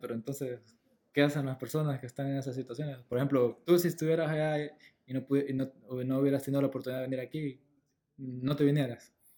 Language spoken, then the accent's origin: Spanish; El Salvador; moved away as an adult; now in Los Angeles, United States; yo me regresaría a El Salvador a vivir allá, porque mm, de donde soy, la verdad, allá nací